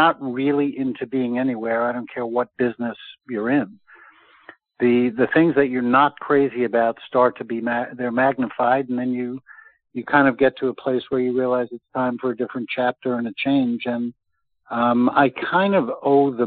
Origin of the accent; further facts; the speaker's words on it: New York, United States; moved away as an adult; also born or lived in Manhattan / Los Angeles / Charlotte; Growing up in New York